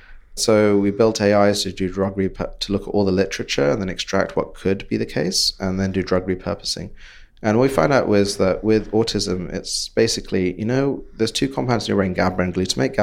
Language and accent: English; Bangladesh; accent: British; now in London, United Kingdom; back to Bangladesh. Right. Where I grew up and then came to London, worked my British accent, and it got pretty good over the years.